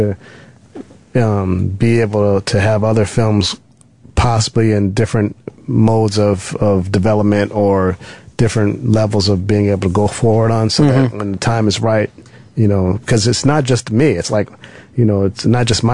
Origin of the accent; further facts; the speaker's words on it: Los Angeles, California, United States; I'm from Los Angeles